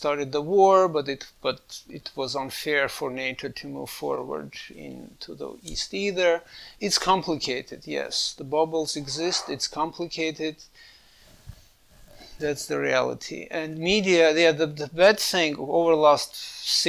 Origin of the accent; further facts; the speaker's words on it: Armenia; moved away; I grew up in Armenia, was part of Soviet Union